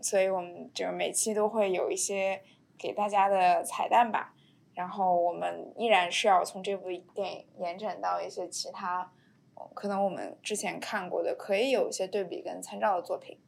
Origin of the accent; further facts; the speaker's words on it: China; 我们这种以中国文化背景，我们在中国土生土长的这种女孩儿和家庭